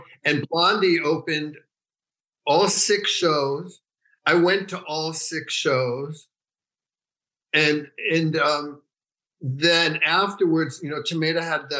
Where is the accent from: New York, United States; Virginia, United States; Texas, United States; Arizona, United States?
New York, United States; New York City; moved away as an adult; also born or lived in San Francisco / Northern California; now in Los Angeles, United States; I grew up in New York City. And then in 71, I moved to Northern California